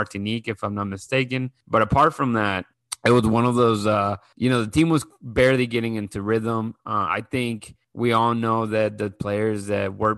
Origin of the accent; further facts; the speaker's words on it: Mexico; we are both from Mexico